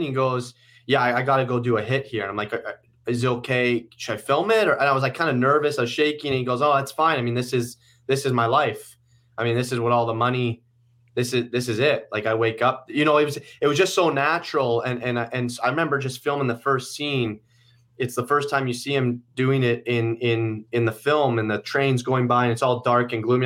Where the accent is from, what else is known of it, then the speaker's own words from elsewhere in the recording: Guelph, Ontario, Canada; also born or lived in Toronto; we just moved out of Toronto. a few months ago to my hometown, Guelph